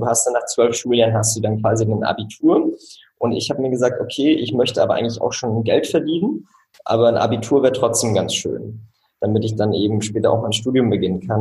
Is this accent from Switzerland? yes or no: yes; Switzerland; moved away as an adult; now in Rostock, Germany; ich bin tatsächlich in der Schweiz aufgewachsen